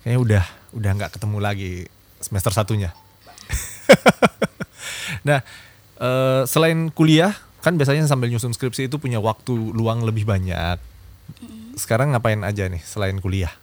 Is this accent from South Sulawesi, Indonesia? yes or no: yes; Makassar, South Sulawesi, Indonesia; Saya orang Makassar